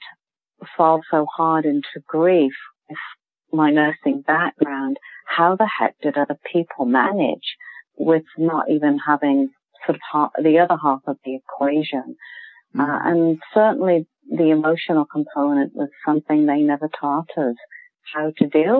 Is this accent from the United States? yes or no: no; United Kingdom; accent: British; moved away as an adult; now in Canada; I am a British trained nurse. You can probably tell from the accent